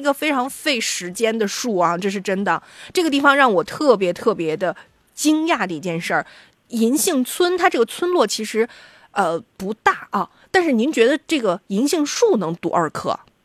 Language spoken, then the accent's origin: Chinese; northern China, China; 我们作为北方人